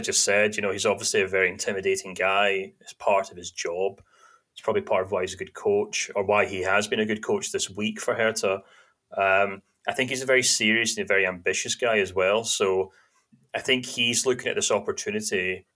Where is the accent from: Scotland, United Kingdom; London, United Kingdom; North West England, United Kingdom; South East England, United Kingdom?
Scotland, United Kingdom; also born or lived in Germany; I was from Shortland